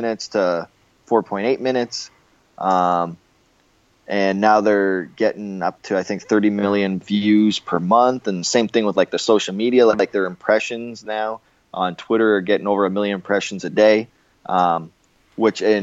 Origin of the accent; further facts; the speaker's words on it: Windsor, Ontario, Canada; moved away; my hometown of Windsor, Ontario, Canada